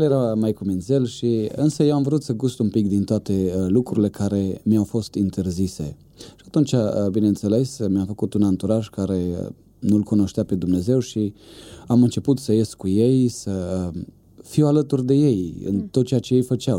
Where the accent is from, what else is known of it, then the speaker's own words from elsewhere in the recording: Bistrița, Bistrița-Năsăud, Romania; Eu sunt din Bistrița, acolo m-am născut